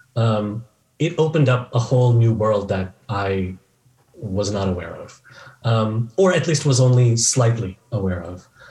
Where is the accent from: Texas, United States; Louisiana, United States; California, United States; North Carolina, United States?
California, United States; Bay Area; now in Chicago, United States; I grew up in the Bay Area in California